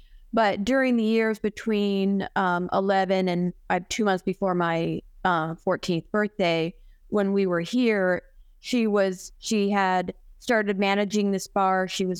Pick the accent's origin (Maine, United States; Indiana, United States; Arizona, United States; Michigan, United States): Arizona, United States; I was born and raised here in Arizona, and my mom and dad lived here.